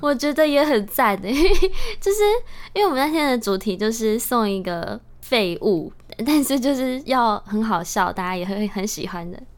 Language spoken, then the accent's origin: Chinese; Taitung County, Taiwan; 身为台东小孩更是习惯吧